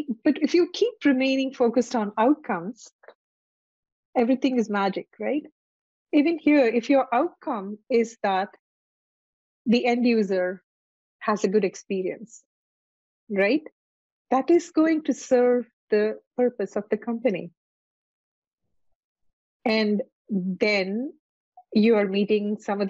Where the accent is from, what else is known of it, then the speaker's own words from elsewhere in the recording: India; moved away; I come from India